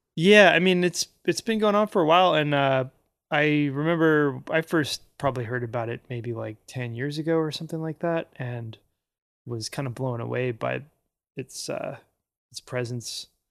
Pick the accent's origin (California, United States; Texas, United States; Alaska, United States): Alaska, United States; Anchorage; I grew up in Anchorage